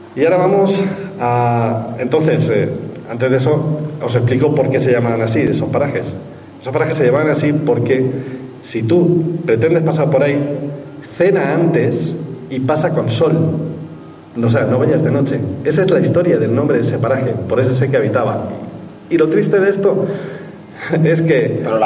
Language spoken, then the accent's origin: Spanish; Albacete, Castilla-La Mancha, Spain; en mi pueblo, en Albacete, a poquito de aquí